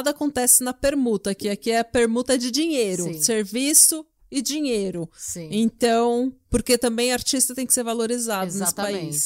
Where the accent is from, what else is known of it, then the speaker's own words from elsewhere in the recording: Brazil; moved away; somos brasileiros